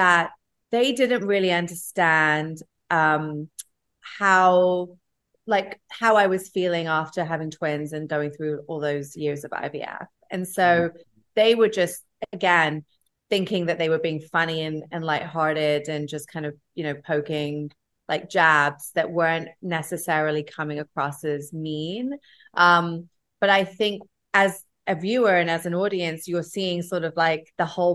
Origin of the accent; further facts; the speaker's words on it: England, United Kingdom; also born or lived in Los Angeles / Asia; now in New York, United States; I grew up in England. I lived in LA. I lived in New York. I spent some time in Asia